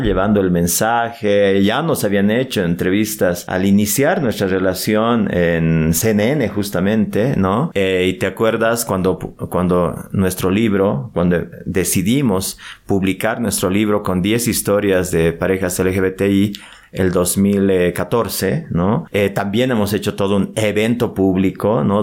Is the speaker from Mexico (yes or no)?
no; Bolivia; nosotros que somos bolivianos